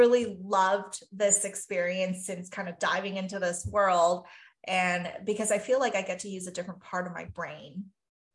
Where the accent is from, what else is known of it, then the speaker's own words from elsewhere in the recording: Taiwan; moved away; I grew up in Taiwan and a traditional Chinese background and values